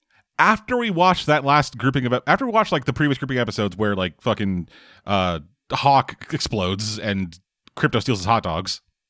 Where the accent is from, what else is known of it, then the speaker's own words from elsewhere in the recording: Canada; as we are both Canadian.